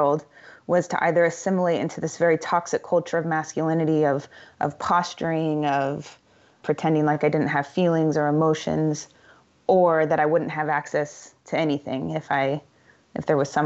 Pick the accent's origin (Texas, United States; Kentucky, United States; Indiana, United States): Indiana, United States; I grew up in Indiana and in a relatively big family